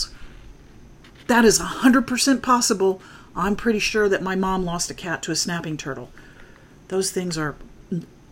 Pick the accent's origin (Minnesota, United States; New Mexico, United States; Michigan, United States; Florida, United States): Florida, United States; also born or lived in North Dakota; now in Huntsville, United States; I grew up in Florida